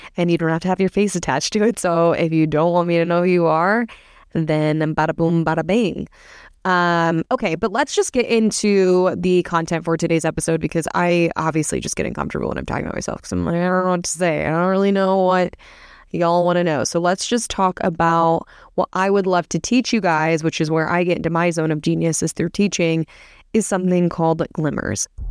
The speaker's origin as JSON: {"language": "English", "region": "Midwest", "country": "United States", "moved": "yes", "lives_now": "Newport Beach, United States", "said": "I live in Newport Beach, and I'm from the Midwest"}